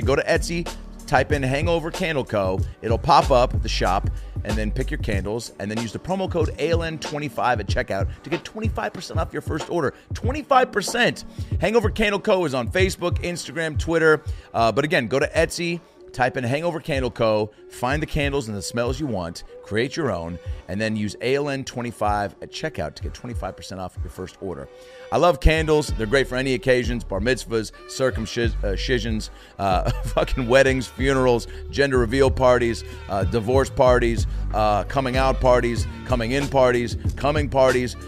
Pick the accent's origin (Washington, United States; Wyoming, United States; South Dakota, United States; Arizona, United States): Washington, United States; Seattle; moved away as an adult; also born or lived in Los Angeles; I'm from Seattle, Washington